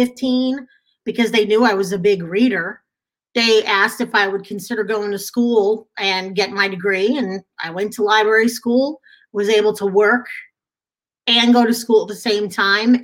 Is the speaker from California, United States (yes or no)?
no; Long Island, New York, United States; moved away as an adult; now in Texas, United States; not a native Texan, as you can tell by the accent. Born and raised in New York on Long Island. Didn't move down here until 2002